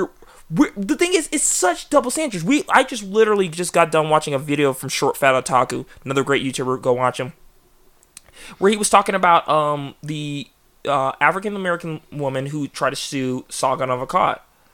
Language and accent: English; England, United Kingdom; It's not an offensive stereotype, but I'm English, and the whole T stereotype, it's true.